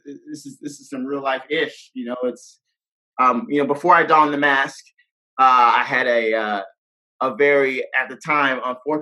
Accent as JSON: {"language": "English", "town": "Atlanta", "region": "Georgia", "country": "United States", "said": "From Atlanta, Georgia."}